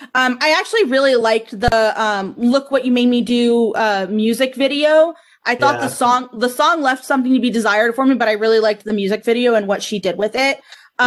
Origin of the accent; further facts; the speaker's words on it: Miami Fort Lauderdale area, South Florida, United States; also born or lived in Lake Nona; So I grew up in South Florida, so the Miami Fort Lauderdale area. So there was a lot of Latin influence.